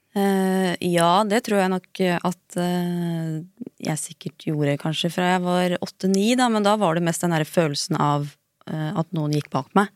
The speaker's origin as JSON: {"language": "Norwegian", "town": "Askim", "region": "Østfold", "country": "Norway", "tie": "born or raised there", "said": "Jeg er oppvokst i Askim"}